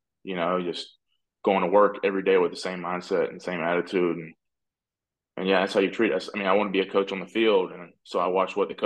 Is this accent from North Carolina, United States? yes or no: yes; North Carolina, United States; I'm from North Carolina